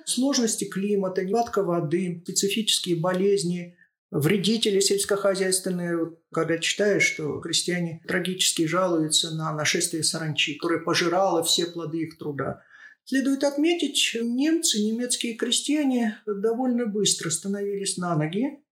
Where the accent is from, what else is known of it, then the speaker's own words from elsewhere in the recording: Shatandy, Akmola Region, Kazakhstan; Я родилась и выросла в поселке в Акмолинской области, поселок Шатанды